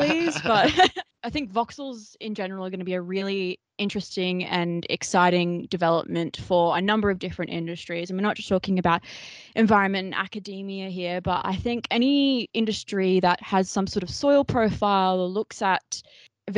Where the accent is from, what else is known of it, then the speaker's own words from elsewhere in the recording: Australia; We're Australian.